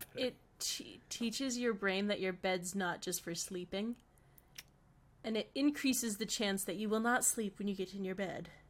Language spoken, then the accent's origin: English; Connecticut, United States; now in Boston, United States; we're both from Connecticut